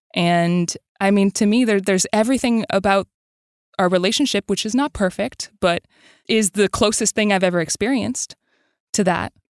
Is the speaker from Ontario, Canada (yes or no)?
no; Montreal, Quebec, Canada; I grew up in Montreal